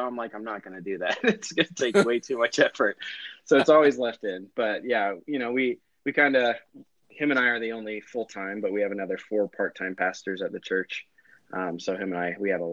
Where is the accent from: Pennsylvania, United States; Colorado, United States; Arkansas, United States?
Colorado, United States; Denver; also born or lived in Oro Valley, Arizona; now in Apache Junction, United States; I initially grew up in Denver. I went to DFC there for many years, and then my family moved to Oro Valley